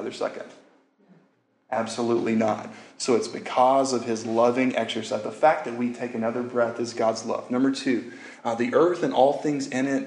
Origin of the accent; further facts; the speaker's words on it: Louisiana, United States; moved away; I grew up in Louisiana